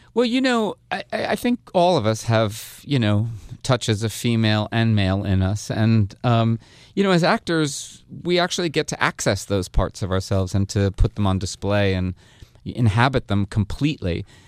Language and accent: English; Hasbrouck Heights, New Jersey, United States; I'm from northern New Jersey too, from Hasbrook Heights.